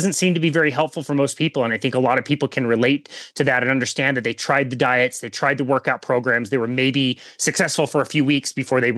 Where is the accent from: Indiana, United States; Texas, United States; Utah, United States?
Utah, United States; Salt Lake City; also born or lived in South Jordan, Utah; I'm basically from the Salt Lake City kind of area. I've lived here most of my life